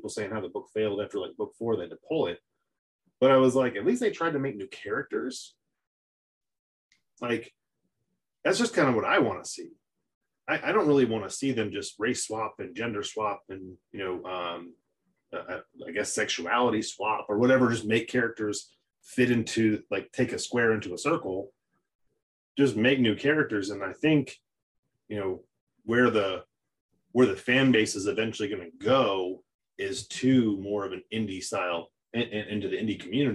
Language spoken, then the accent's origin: English; Connecticut, United States; I'm Italian from Connecticut. My family moved here from Italy